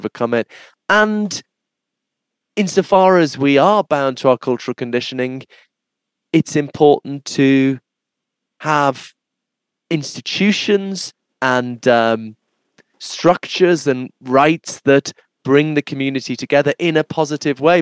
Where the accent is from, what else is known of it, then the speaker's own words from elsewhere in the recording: Liverpool, North West England, United Kingdom; I'm from Liverpool